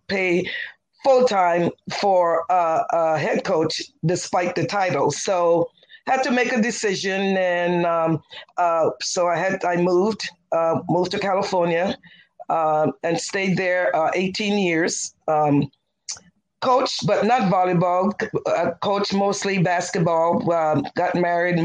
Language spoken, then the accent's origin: English; U.S. Virgin Islands; moved away as an adult; also born or lived in Jackson, Mississippi / Baton Rouge, Louisiana; I'm originally from the Virgin Islands, specifically St. Croix of the Virgin Islands, and born and raised, left there, came to Jackson State